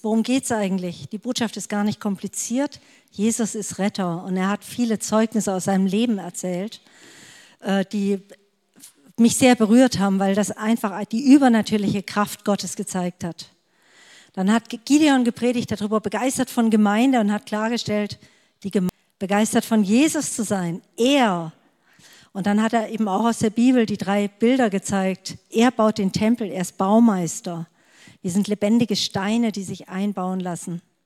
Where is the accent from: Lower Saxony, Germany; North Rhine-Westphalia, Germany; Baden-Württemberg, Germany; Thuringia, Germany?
Baden-Württemberg, Germany; Stuttgart area; ich komme aus dem Stuttgarter Raum